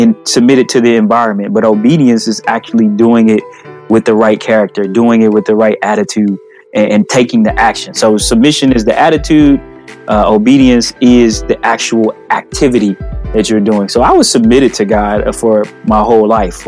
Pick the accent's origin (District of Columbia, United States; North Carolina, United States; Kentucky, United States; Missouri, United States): Missouri, United States; St. Louis; moved away as an adult; now in Madison, United States; when I was in St. Louis, I'm from St. Louis, when I was living in St. Louis after I first left the NFL